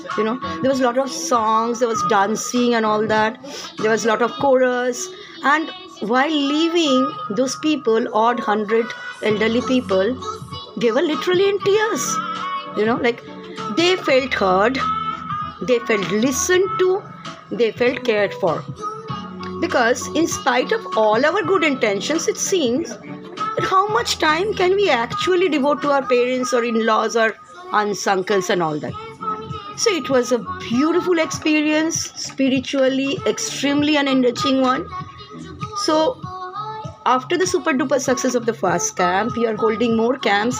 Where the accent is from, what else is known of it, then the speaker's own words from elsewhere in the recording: India; In India, as an Indian citizen